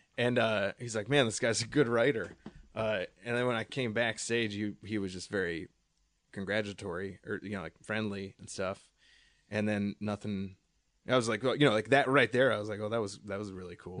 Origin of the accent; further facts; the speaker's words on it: Allentown, Pennsylvania, United States; moved away; my hometown, uh, Allentown, where I'm actually from